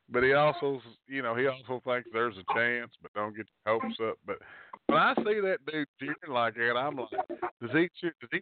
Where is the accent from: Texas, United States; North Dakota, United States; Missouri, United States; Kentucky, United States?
Kentucky, United States; Montgomery County; I'm from Montgomery County originally.